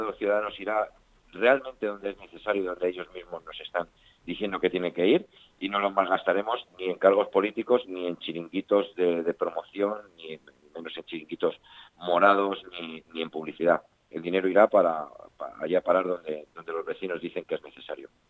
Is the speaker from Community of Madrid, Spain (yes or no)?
yes; Alcorcón, Community of Madrid, Spain; es mi pueblo, es mi gente, es mi familia calles son las calles donde me he criado, donde he crecido